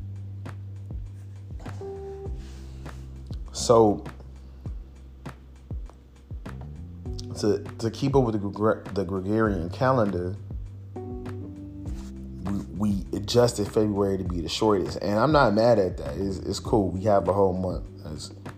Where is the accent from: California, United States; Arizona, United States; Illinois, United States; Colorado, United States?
Illinois, United States; Chicago; growing up in Chicago, it was a very different time